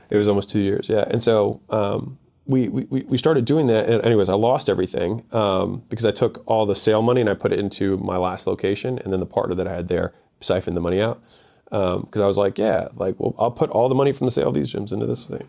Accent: Baltimore, Maryland, United States; moved away as an adult; also born or lived in Ohio; I'm from Baltimore.

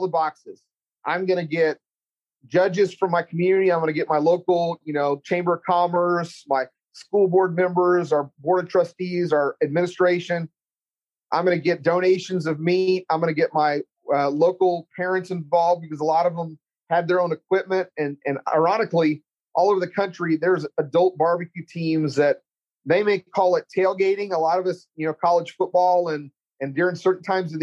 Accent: Central Texas, United States; accent: Texas; I don't think I have a bad Texas accent, but I grew up in Central Texas

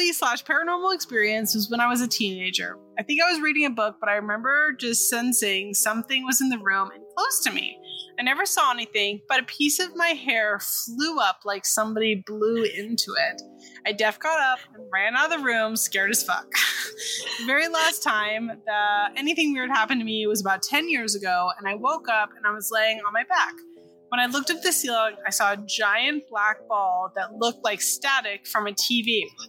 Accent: California, United States; I'm from California

